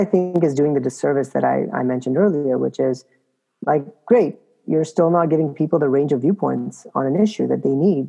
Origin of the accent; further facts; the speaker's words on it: Canada; moved away; I'm originally Canadian